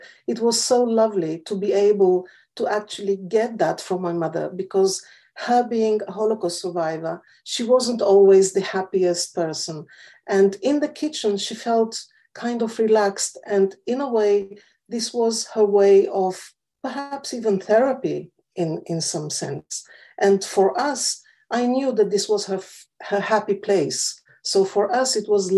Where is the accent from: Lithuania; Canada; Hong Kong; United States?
Lithuania; also born or lived in Israel; now in London, United Kingdom; I was born in Lithuania, I speak five languages